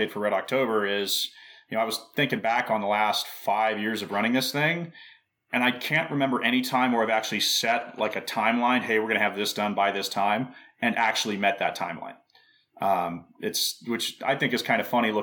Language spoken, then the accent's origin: English; St. George, Utah, United States; my home range in my hometown where I live in St. George, Utah